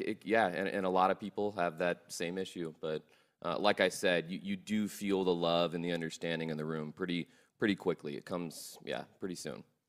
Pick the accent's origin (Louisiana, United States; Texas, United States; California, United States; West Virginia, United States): Texas, United States; Dallas; I'm from here, Dallas, Texas